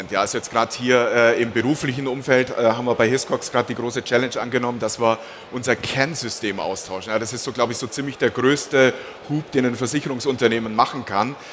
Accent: Bavaria, Germany; Also ich bin geboren und aufgewachsen in der Region zwischen Augsburg und Memmingen, das ist so ein bisschen bayerisches Niemandsland.

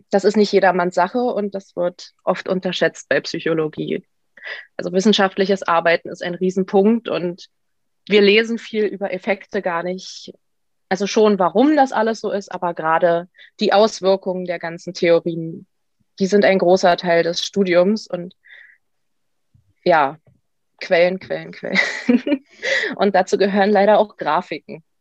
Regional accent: Brandenburg, Germany; Und ich komme aus der Nähe von Potsdam, wo ich auch studiere.

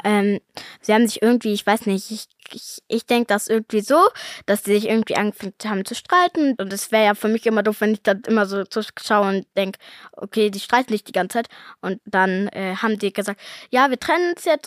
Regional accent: Cologne, North Rhine-Westphalia, Germany; weil ich ja hier in Köln lebe, seit ich geboren bin

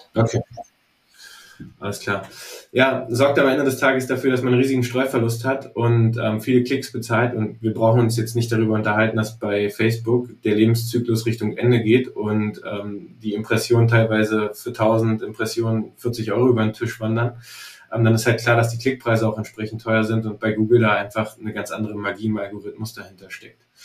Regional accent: Berlin, Germany; ich komme übrigens aus Berlin

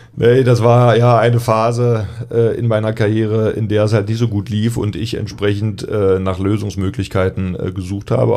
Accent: eastern Germany, Germany; ich komme nur aus dem Osten

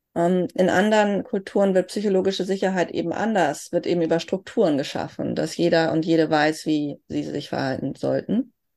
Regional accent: Germany; Wenn mich jemand fragt, wo kommst du her, sage ich, Deutsche

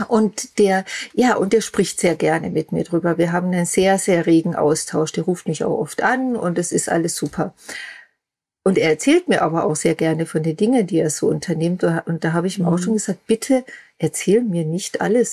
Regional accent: Austria; moved away; also born or lived in Germany; nach Österreich in meine alte Heimat zu ziehen

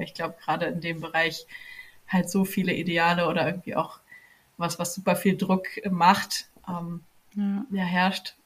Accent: near Frankfurt am Main, Hesse, Germany; ich komme aus der Nähe von Frankfurt am Main in Deutschland

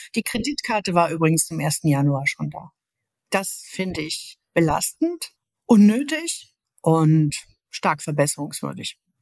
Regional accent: Linnich, North Rhine-Westphalia, Germany; also born or lived in Jülich / Aachen; now in Berlin, Germany; Aufgewachsen bin ich in Linnig

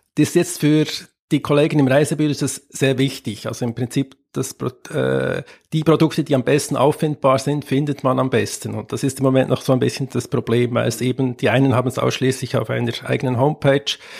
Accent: Switzerland; ich bin Schweizer

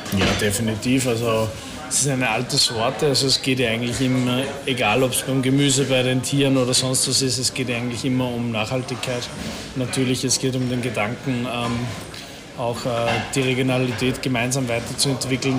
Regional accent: Austria; bei uns in Österreich

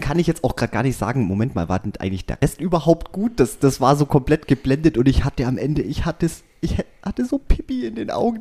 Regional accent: Swabia, Germany; ich bin ein Schwabe

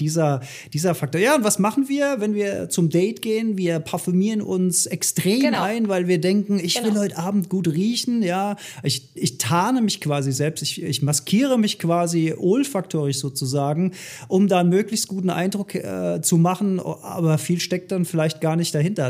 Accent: Rhineland, Germany; bei uns in Rheinland

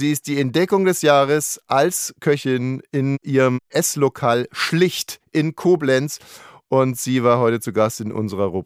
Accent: Hungary; nehme ich ein bisschen roten Paprika, weil ich komme aus Ungarn

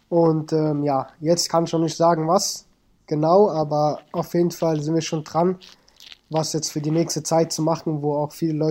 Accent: Germany; born there; Also ich bin äh, Afghane, meine Wurzeln komplett, bin aber in Deutschland geboren und meine Eltern sind mit 18, 19 geflüchtet nach Deutschland.

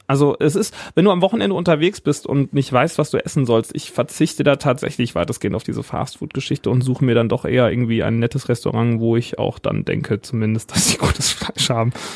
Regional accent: Siegen, North Rhine-Westphalia, Germany; hier bei uns in Siegen, wo wir herkommen

